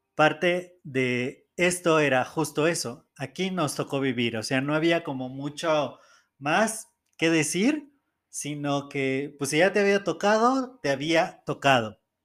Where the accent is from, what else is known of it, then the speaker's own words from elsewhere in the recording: Mexico City, Mexico; yo nací en el Estado de México, muy cerca de la Ciudad de México, y toda mi vida he vivido aquí en Ciudad de México.